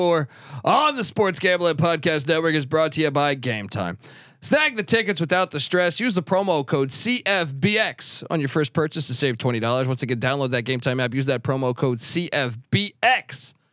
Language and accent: English; Maryland, United States; I grew up in Georgetown country / Maryland country